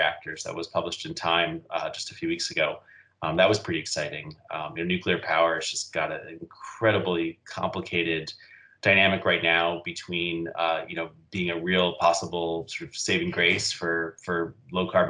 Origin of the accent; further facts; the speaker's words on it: New York City, New York, United States; also born or lived in Massachusetts; I grew up in New York City, left for about 10 years, but I've been back here now for about 15 years